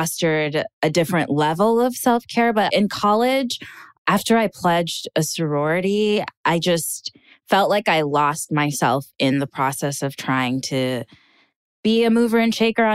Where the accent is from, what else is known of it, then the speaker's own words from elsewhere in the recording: Minnesota, United States; moved away as an adult; also born or lived in Hollywood; now in Los Angeles, United States; I'm from two very docile cultures, Ghanaian culture and Minnesotan culture